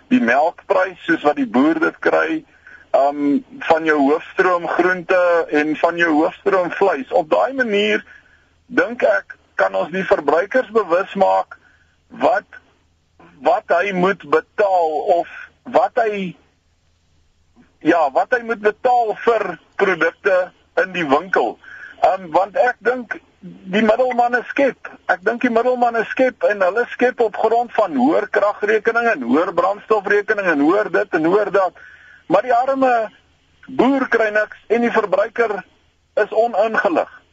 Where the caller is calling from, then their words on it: Randburg, Gauteng, South Africa; Môre, ehm um … Randburg.